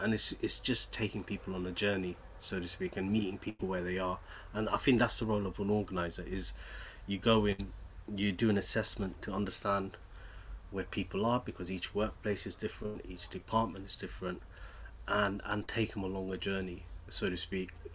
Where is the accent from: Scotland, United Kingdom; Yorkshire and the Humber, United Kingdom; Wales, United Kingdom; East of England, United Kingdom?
East of England, United Kingdom; Bedford; moved away; I wasn't born in London. I was born in Bedford, um, which is a small industrial town in the middle of in middle of East Anglia, which is famous for its brickworks. So my father worked in the brickworks. So working, growing up, in a in declining industrial town